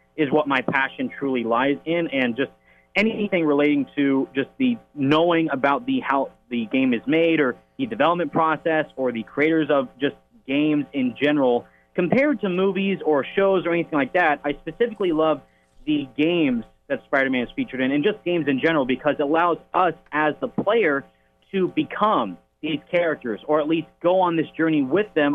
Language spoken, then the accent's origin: English; Pacifica, California, United States; I am from Pacifica, California, born and raised, been here my whole life